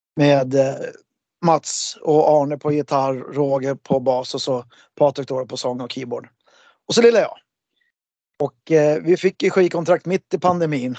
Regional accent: Märsta, Stockholm County, Sweden; en rockbandstävling som jag hade i Märsta, där jag kommer ifrån

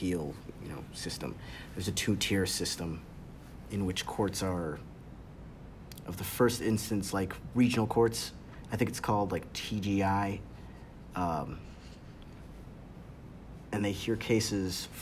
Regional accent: United States; I am African American

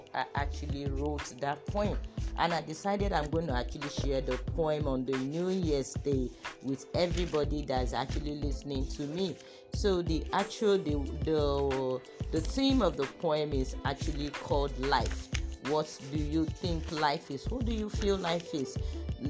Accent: Lagos, Nigeria; I was actually born in Lagos. I grew up in Lagos.

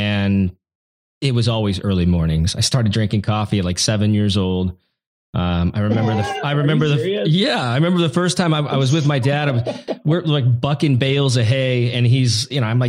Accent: Oregon and Washington, United States; So I grew up in Oregon and Washington. Washington is where my dad's farm is at. And Oregon is where my mom lived. And I split my time because they were divorced

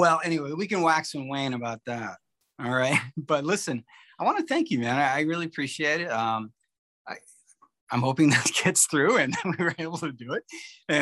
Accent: Binghamton, New York, United States; I'm from Binghamton, New York

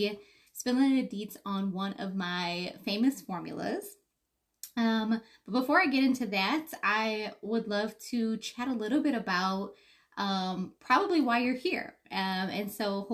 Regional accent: Detroit, Michigan, United States; born and raised in Detroit

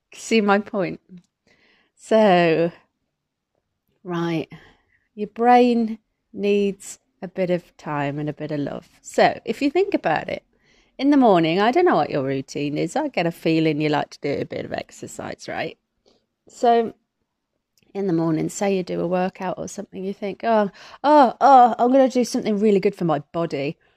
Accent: Midlands, United Kingdom; I'm from the Midlands.

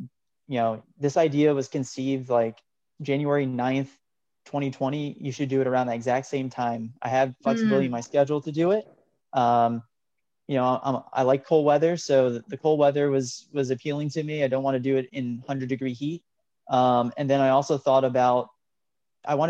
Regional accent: New Jersey, United States; moved away as an adult; also born or lived in Oklahoma / upstate New York; being kind of a New Jersey native, I left, went to school in Oklahoma, moved for grad school in upstate New York, and lived in upstate New York for about 6 years before moving back down to New Jersey

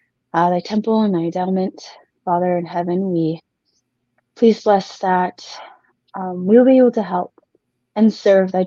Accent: Washington, United States; moved away; I'm originally from Washington State

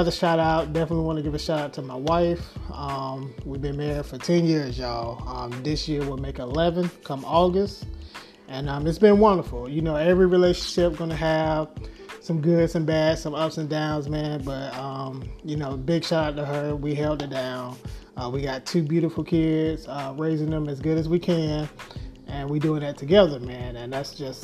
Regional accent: Jacksonville, Florida, United States; moved away as an adult; also born or lived in Orlando, Florida / Albany, New York / Atlanta, Georgia; now in Dallas, United States; born and raised in Jacksonville, Florida.

